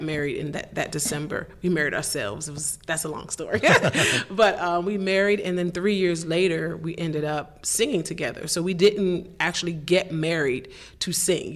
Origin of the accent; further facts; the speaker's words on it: Washington, District of Columbia, United States; I came from Baptist Church in Washington D.C.